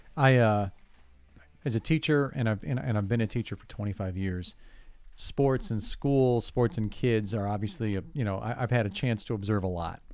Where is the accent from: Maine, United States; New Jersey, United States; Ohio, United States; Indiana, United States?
Ohio, United States; Cleveland; growing up in Cleveland